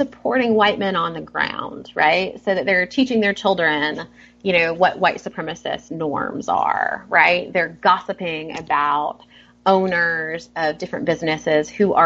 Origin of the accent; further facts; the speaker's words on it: the South, United States; I grew up in the South